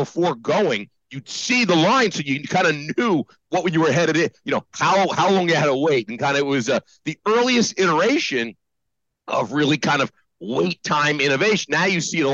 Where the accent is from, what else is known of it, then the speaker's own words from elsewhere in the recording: New Jersey, United States; moved away; also born or lived in New York; I was born in Jersey